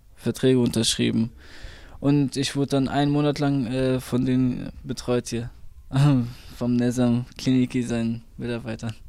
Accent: Fulda, Hesse, Germany; ich bin aufgewachsen am Aschenberg. Ich bin 26 Jahre alt, also ich lebe schon seit sechs, über, sechs, über 20 Jahren hier am Aschenberg

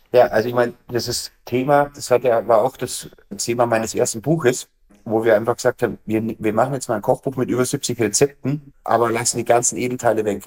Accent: Bavarian Forest, Germany; bei uns im Bayerischen Wald

